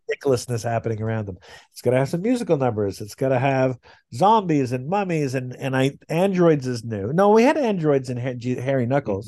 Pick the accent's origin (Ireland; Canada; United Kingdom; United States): Canada; I'm Canadian